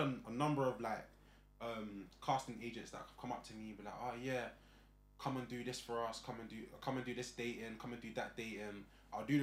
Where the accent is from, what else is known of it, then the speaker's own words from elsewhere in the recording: London, United Kingdom; moved away as an adult; also born or lived in Hemel Hempstead / United States; I grew up in Northwest London